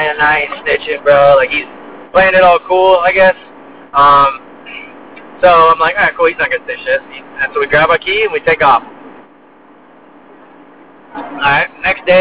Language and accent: English; Melbourne, Florida, United States; also born or lived in New Jersey; I was born in Jersey, raised in Florida. I grew up in a small town, Melbourne, Florida